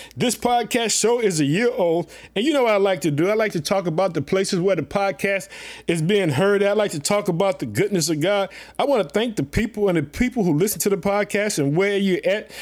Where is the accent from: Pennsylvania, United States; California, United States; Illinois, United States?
Illinois, United States; also born or lived in Chicago; my home state, the state of Illinois, Illinois, living in the city of Chicago